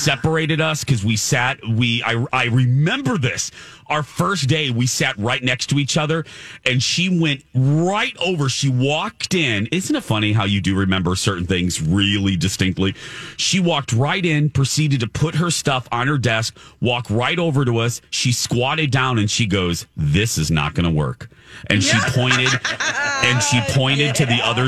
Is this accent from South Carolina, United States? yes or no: no; Indiana, United States; in Indiana, we barely spoke English